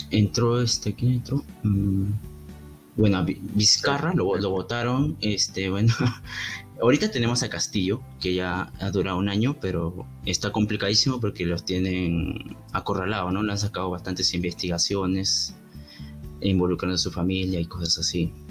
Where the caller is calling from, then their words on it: Peru; Este, nada, yo te escribo de Perú.